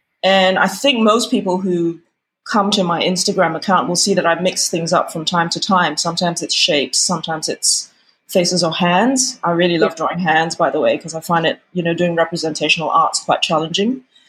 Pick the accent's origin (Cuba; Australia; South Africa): Australia; moved away as an adult; also born or lived in United Kingdom; And then, you know, I moved from Australia to the UK in my 20s, and I did nothing creative whatsoever while I lived there.